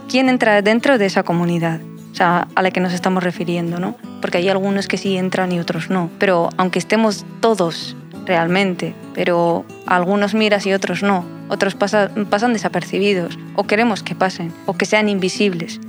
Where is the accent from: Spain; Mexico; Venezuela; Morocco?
Morocco; moved away; yo soy marroquí